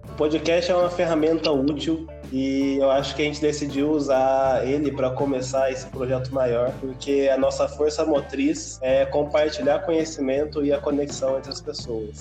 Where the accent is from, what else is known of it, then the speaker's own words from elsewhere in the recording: Lavras, Minas Gerais, Brazil; moved away as an adult; now in Santa Catarina, Brazil; Eu nasci em Minas Gerais, numa cidadezinha chamada Lavras, bem no interior